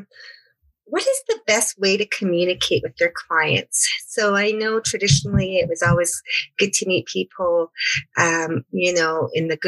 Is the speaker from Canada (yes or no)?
yes; Blood Tribe, Alberta, Canada; I am from the Blood Tribe